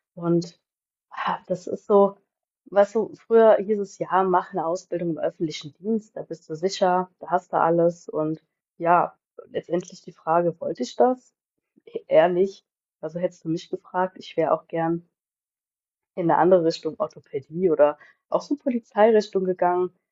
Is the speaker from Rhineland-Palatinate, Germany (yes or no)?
yes; Bendorf, Rhineland-Palatinate, Germany; komme aus Bendorf